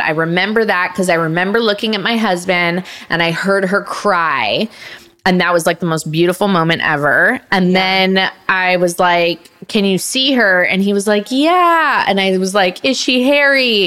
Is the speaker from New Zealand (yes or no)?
no; Canada; moved away; It filmed in my hometown, so I got to be around my family for the first time in 10 oh, years